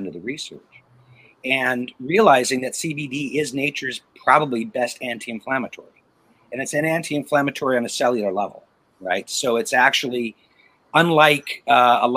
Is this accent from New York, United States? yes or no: no; Portland, Oregon, United States; I grew up in Oregon